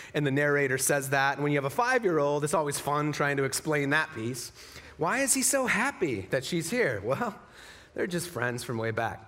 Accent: Utah, United States; moved away; also born or lived in Las Vegas, Nevada; So I'm from Utah as well, like six generations, you know, like family pushed handcarts to get here kind of from Utah

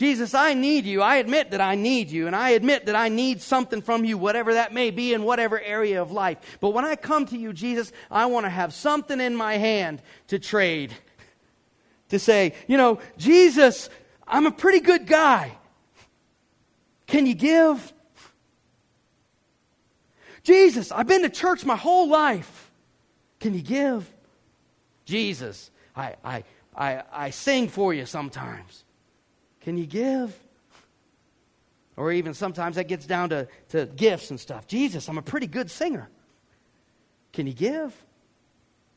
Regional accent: Georgia, United States; I'm from Georgia

